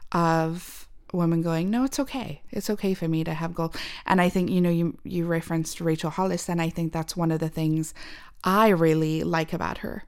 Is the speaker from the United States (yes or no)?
no; Zimbabwe; moved away; we're from Zimbabwe.